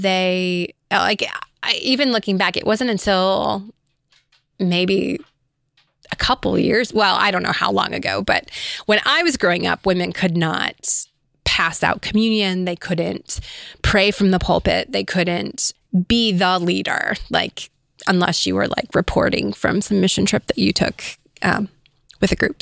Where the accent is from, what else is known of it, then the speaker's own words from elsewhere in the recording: Illinois, United States; also born or lived in California; we moved to Illinois.